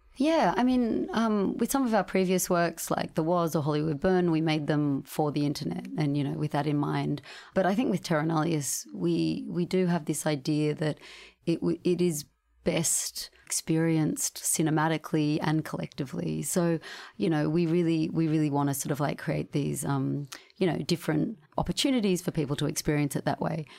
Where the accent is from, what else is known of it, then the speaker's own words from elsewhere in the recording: Sydney, New South Wales, Australia; We grew up in Sydney